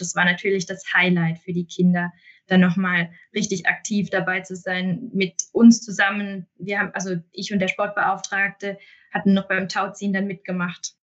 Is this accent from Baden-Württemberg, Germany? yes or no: yes; Mosbach, Baden-Württemberg, Germany; in meiner Heimatstadt eine Stelle